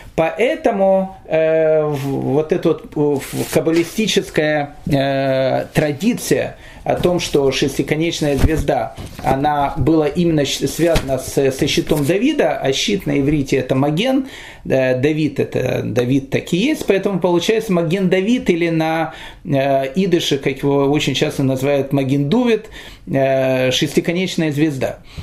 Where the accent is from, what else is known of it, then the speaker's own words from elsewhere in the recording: Kyiv, Ukraine; я рос в Киеве